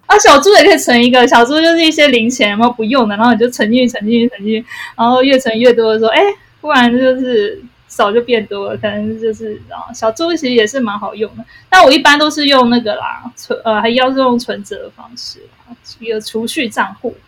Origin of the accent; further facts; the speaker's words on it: Taipei, Taiwan; 我是台北人， 所以我工作一直在台北